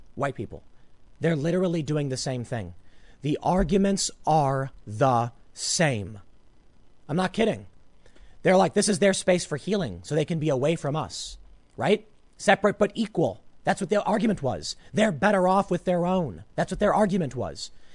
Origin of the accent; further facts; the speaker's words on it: Chicago, Illinois, United States; I grew up on the South Side